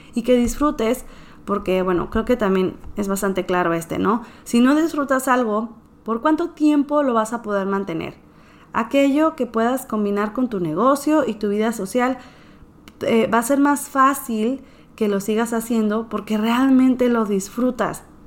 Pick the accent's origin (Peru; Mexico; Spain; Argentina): Mexico; northern Mexico; soy mexicana, soy nacida en el norte, sigo viviendo en el norte del país de México